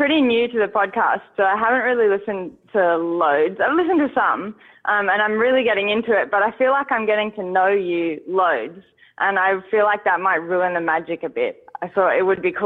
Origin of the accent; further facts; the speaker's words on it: Tasmania, Australia; I'm actually from Tasmania. It's like a little island on the bottom of Australia.